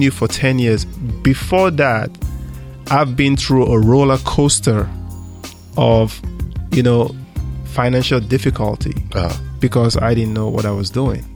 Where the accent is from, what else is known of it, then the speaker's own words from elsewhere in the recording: Nigeria; moved away as an adult; now in United States; I grew up in Africa, Nigeria.